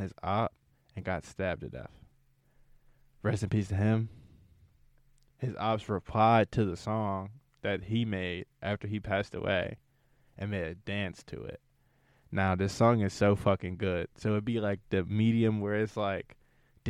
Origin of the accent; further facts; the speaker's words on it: New York, United States; moved away; also born or lived in Johnstown; I'm from New York, but I'm from New York